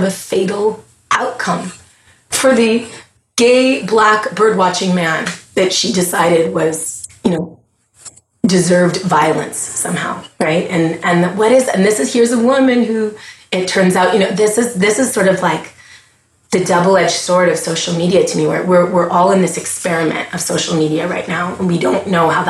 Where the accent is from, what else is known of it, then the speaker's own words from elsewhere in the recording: Montreal, Quebec, Canada; moved away as an adult; now in United States; I'm a Scottish Grenadian Canadian who was born in Montreal, Quebec, Canada, in the early, you know, 1979, 1980. So I lived through some interesting times there in Quebec